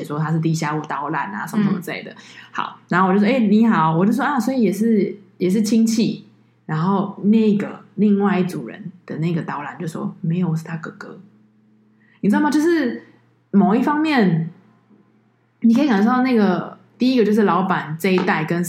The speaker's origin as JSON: {"language": "Chinese", "country": "Taiwan", "said": "我是台湾人，"}